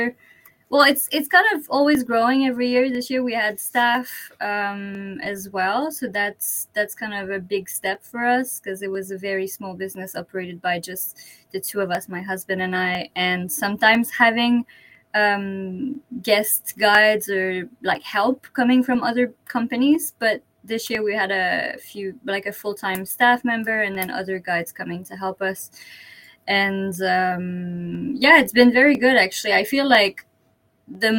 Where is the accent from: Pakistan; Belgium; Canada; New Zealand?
Canada; moved away as an adult; also born or lived in British Columbia; now in Kochi, Japan; I'm French Canadian.